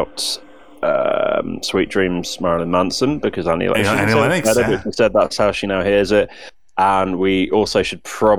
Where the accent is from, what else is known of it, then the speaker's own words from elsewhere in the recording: United Kingdom; accent: crisp British; I'm British.